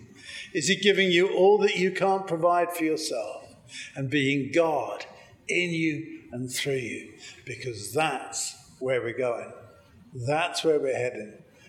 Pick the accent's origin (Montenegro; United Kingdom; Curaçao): United Kingdom; England; accent: English; moved away as an adult; now in United States; I am English originally, you may have guessed. Despite 25 years living in the US, I can't lose the accent